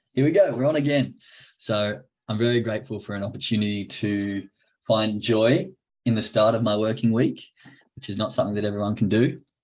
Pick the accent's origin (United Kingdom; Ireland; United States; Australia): Australia; now in Germany; I'm from Australia